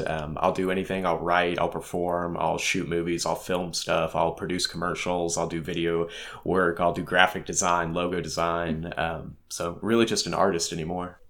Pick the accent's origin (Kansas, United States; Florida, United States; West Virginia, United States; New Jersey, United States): Kansas, United States; Leavenworth; also born or lived in Lansing, Kansas; now in Topeka, United States; I come from Leavenworth, Kansas. I lived out in the middle of nowhere initially. Um, after my parents got divorced, I lived right outside of Lansing Penitentiary